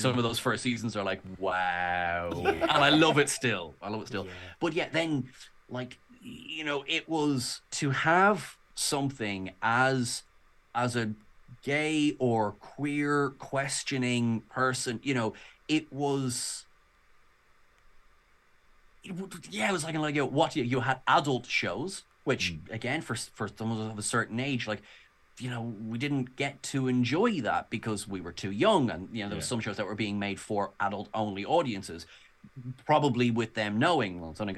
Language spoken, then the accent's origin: English; Ireland; I'm from Ireland.